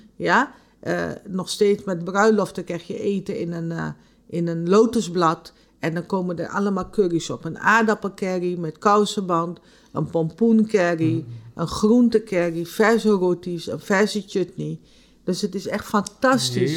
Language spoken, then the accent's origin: Dutch; Nickerie, Suriname; Ik kom uit Nikeri, mijn familie komt uit het reisdistrict